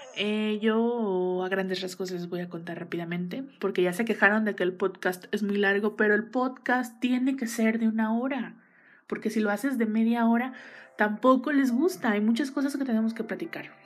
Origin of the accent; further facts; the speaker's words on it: Mexico City, Mexico; yo soy originaria de la Ciudad de México